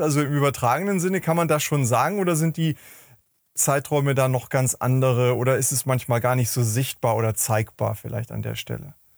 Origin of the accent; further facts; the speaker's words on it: Hamburg, Germany; ich komme ja aus Hamburg